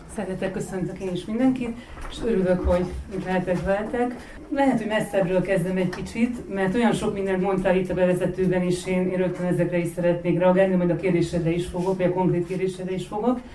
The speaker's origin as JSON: {"language": "Hungarian", "region": "Vojvodina", "country": "Serbia", "said": "vajdasági származású vagyok"}